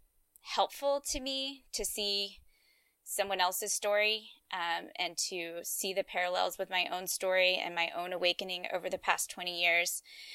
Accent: Louisiana and Georgia, the South, United States; I grew up in Louisiana and Georgia

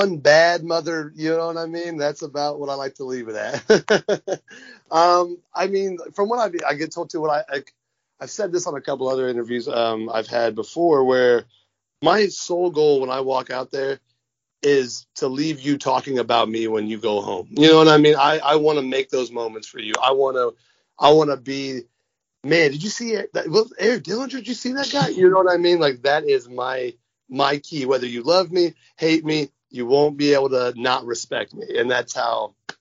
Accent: near Lafayette, Indiana, United States; Lafayette, Indiana was... Yep. Close to my hometown

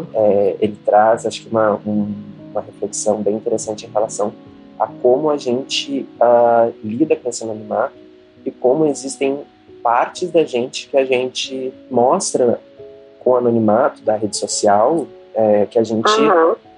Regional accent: Brazil; A gente, como brasileiro

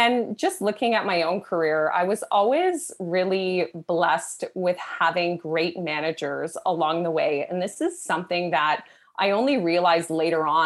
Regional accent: Canada; I'm Canadian

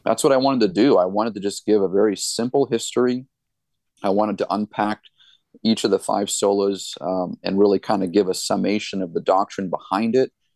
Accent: Gilmanton Iron Works, New Hampshire, United States; also born or lived in Allentown, Pennsylvania; I was born and raised here. This is my hometown

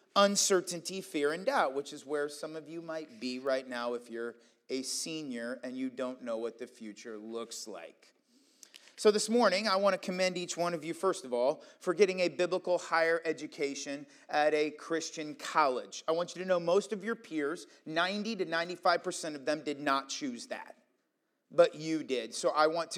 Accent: Iowa, United States; moved away as an adult; also born or lived in Pennsylvania; I was from Iowa, but I was on the East Coast

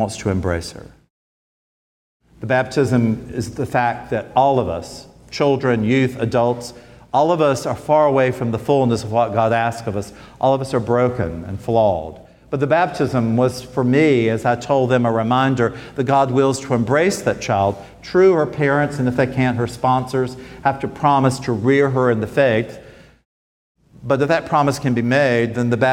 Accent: Smithfield, North Carolina, United States; I grew up in Smithfield, North Carolina

